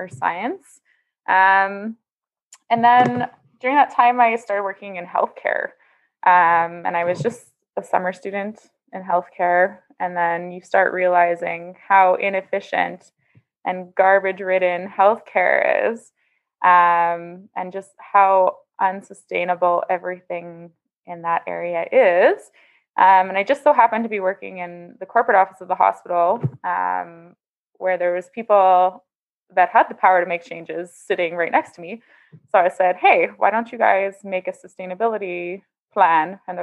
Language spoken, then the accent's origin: English; Saskatchewan, Canada; now in Winnipeg, Canada; I grew up in Saskatchewan, like you. So that's where my roots are from